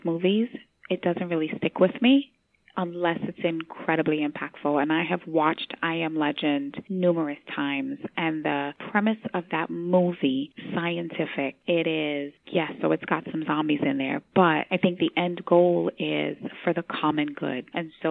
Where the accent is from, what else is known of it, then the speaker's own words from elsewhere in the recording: Georgetown, Demerara-Mahaica, Guyana; I am Caribbean born from Georgetown, Guyana